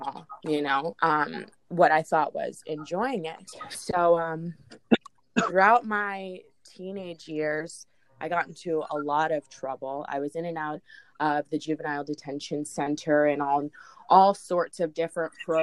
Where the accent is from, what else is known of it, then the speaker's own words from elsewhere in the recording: Jacksonville, Florida, United States; I grew up in Jacksonville